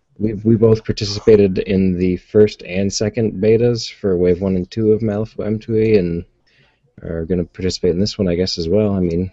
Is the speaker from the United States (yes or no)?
yes; United States; we're both American